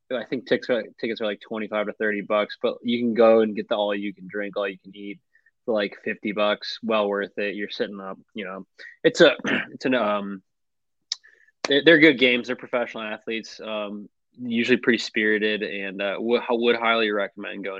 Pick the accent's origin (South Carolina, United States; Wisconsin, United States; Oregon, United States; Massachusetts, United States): Wisconsin, United States; Madison; my hometown club, which is Forward Madison FC